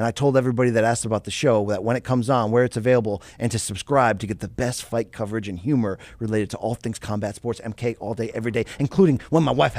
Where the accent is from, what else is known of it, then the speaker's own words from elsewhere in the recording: Canada; I bet you he's French Canadian like me.